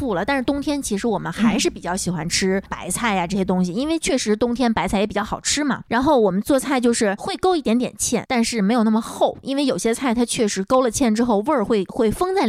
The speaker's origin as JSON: {"language": "Chinese", "region": "Tianjin", "country": "China", "said": "所以你要说我是天津人嘛，没问题啊，籍贯是天津，但是我们又不会说天津话，我们从小出娘胎就是普通话一级甲等"}